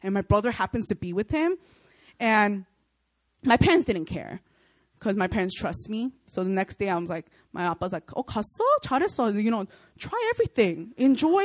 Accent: United States; moved away as an adult; now in Korea; I'm Korean American

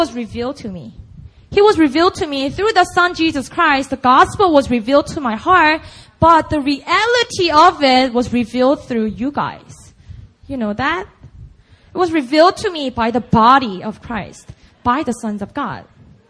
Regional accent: Busan, South Korea; first language Korean; English is a second language; moved away as an adult; I just grew up in Busan, and Busan only

